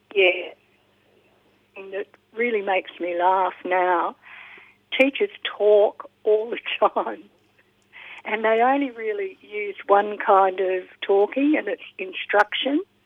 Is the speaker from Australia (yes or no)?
yes; Australia; also born or lived in Tonga; as an Australian volunteer